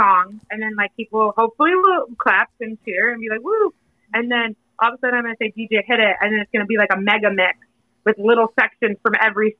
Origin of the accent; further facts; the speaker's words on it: Indiana, United States; I grew up in Indiana and I am corny.